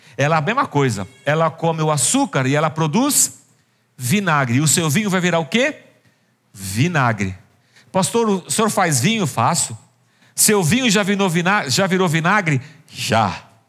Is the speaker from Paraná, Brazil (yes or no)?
no; Barbacena, Minas Gerais, Brazil; moved away; Quando eu era criança pequena em Barbacena